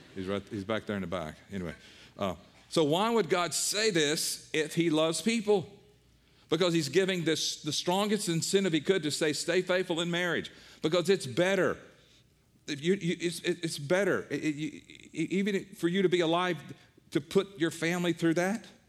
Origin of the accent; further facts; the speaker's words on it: the Bible Belt, United States; I was raised in the Bible Belt.